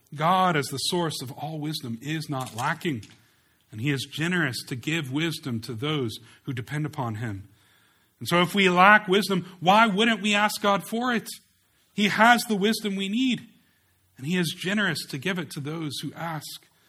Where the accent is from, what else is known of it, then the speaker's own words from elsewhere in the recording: United States; we as American Christians